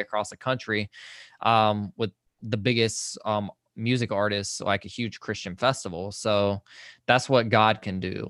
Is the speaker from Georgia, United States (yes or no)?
yes; Social Circle, Georgia, United States; I am from Social Circle, Georgia, which is, like, a very, very tiny town, about a hour east of Atlanta